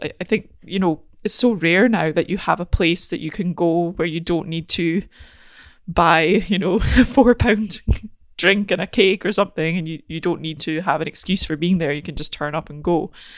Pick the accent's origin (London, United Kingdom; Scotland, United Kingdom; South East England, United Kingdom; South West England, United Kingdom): Scotland, United Kingdom; Aberdeen; I'm from Aberdeen